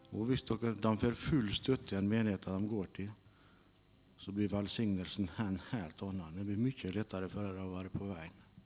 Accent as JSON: {"language": "Norwegian", "town": "Aukra", "region": "Møre og Romsdal", "country": "Norway", "said": "Jeg kommer fra Aukra"}